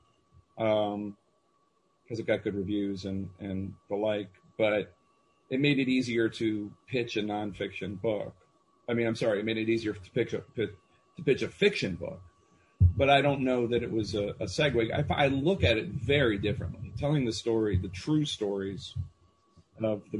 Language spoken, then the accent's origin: English; Philadelphia, Pennsylvania, United States; moved away; I'm from Philly